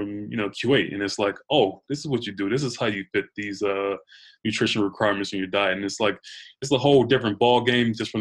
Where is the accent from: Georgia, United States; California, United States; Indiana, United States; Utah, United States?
Georgia, United States; moved away as an adult; now in New York, United States; I'm from Georgia.